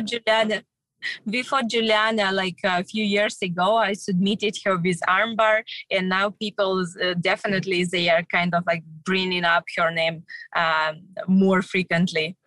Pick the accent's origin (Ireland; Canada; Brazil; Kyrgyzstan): Kyrgyzstan; moved away; visiting my home country